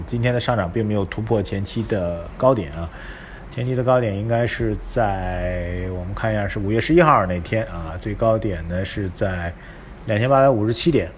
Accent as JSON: {"language": "Chinese", "region": "Shanghai", "country": "China", "said": "我们上海人说话叫做顶到杠头上了"}